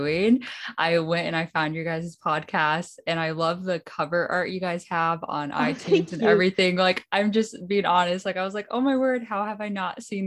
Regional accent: Hinsdale, Illinois, United States; now in Berrien Springs, United States; I'm currently in Berrien Springs, Michigan, but I'm from Hinsdale, outside of Chicago, Illinois, Hinsdale, Illinois. Okay. Yeah, I went to Hinsdale Academy

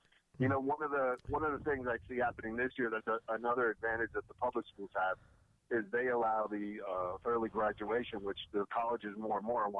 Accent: Cooper City, Florida, United States; from Cooper City.

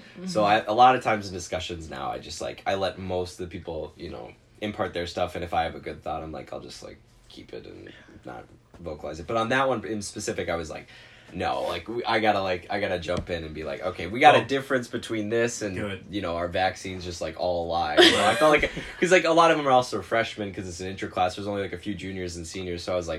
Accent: Rochester, Minnesota, United States; I am from Rochester, like Minnesota.

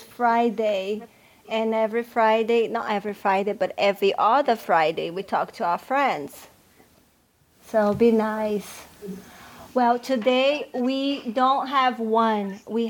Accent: Fortaleza, Ceará, Brazil; I came from Fortaleza and there is no cold there.

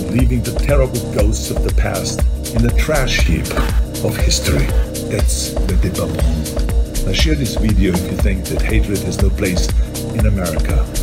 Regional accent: Austria; I was born in Austria in 1947, shortly after the Second World War, and growing up, I was surrounded by broken men

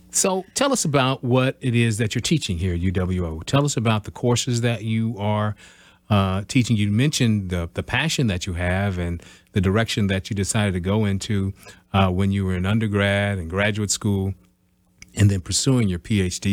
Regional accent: Midwest, United States; I'm from the Midwest. I always lived in the Midwest

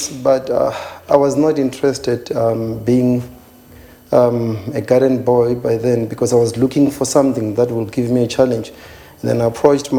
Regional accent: Kakango, near Thohoyandou, Limpopo, South Africa; moved away as an adult; now in Johannesburg, South Africa; I was born and bred in Kakango. It's a small village which is 25 kilometers away from Toyando.

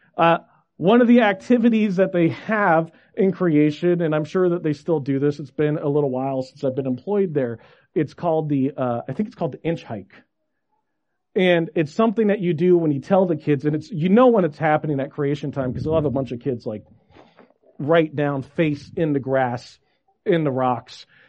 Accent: Federal Way, Washington, United States; I grew up in Washington. St. Luke's uh, Lutheran Church was my home church, just in Federal Way, south of Seattle

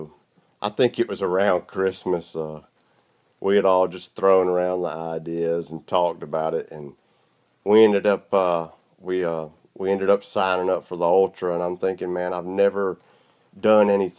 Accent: South Georgia, United States; I'm from South Georgia. You can probably tell by the way I sound

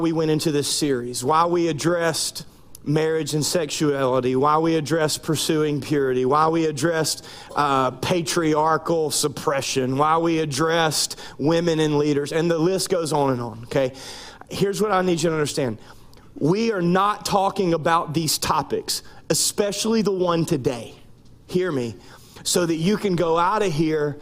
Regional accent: North Louisiana, United States; moved away as an adult; also born or lived in Central Arkansas / East Texas; now in South Louisiana, United States; I was born and raised in North Louisiana, went to college in Shreveport, Louisiana

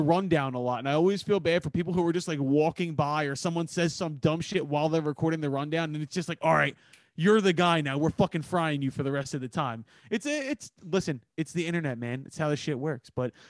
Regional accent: Philadelphia, Pennsylvania, United States; I'm from Philly.

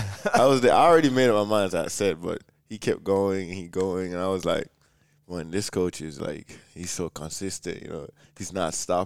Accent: Jamaica; I'm from Jamaica and everything.

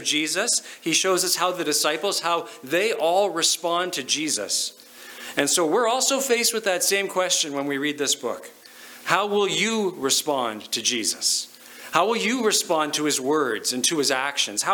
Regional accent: Lower Mainland, British Columbia, Canada; now in Okotoks, Canada; I grew up in BC in the Lower Mainland

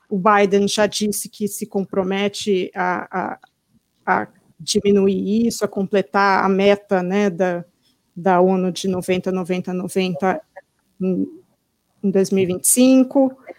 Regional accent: São Paulo, Brazil; now in United States; eu vou para São Paulo, quando eu chego ali perto da Zona Oeste, onde eu morava

